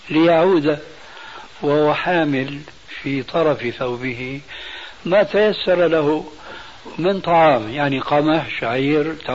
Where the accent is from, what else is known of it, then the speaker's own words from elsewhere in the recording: Albania; Arabic is a second language; يعني أنا ألباني يعني بعبارة أخرى أعجمي يا أستاذ فأنا لا أقول أنا عربي أنا ألباني أعجمي الأصل تعلمت اللغة العربية بفضل الله ورحمته من كتاب الله وسنة نبيه